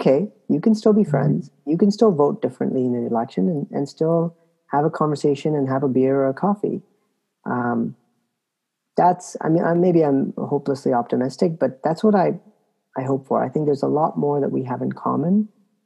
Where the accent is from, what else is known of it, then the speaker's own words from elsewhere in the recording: Canada; moved away; I'm originally Canadian